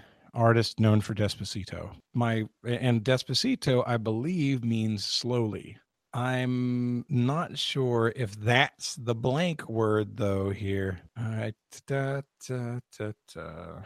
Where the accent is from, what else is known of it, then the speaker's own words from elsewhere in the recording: United States; Being an American and not a well-educated American